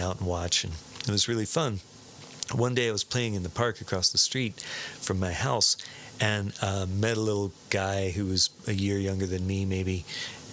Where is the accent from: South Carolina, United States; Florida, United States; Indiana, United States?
Florida, United States; Sarasota; I grew up in Sarasota, Florida